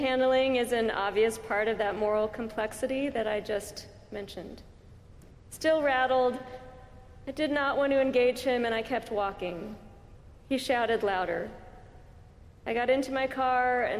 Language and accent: English; California, United States; I'm from California